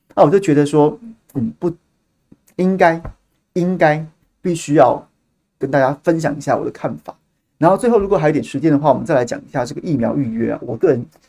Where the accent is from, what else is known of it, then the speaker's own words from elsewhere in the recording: Taiwan; 我们同样身为台湾人